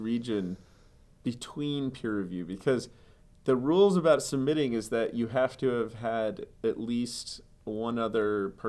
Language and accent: English; New Jersey, United States; I was born in New Jersey